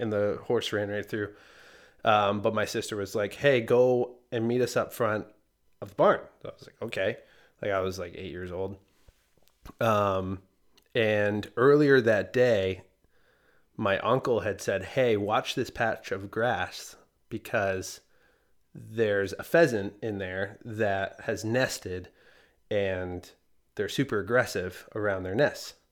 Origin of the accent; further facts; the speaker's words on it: Canada; moved away; I'm from Canada originally